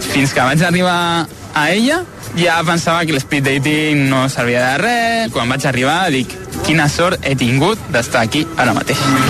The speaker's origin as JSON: {"language": "Catalan", "town": "Barcelona", "region": "Catalonia", "country": "Spain", "said": "tinc 27 anys i sóc de Barcelona"}